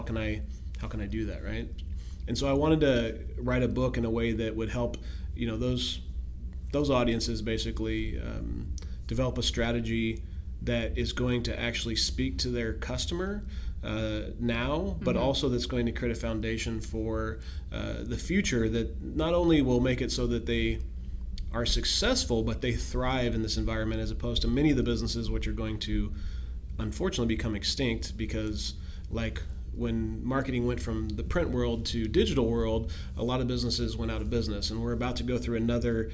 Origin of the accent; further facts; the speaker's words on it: Pacific Northwest, United States; I grew up here in the Pacific Northwest